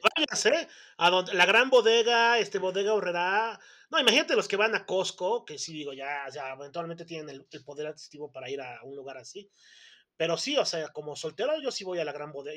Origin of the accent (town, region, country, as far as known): Mexico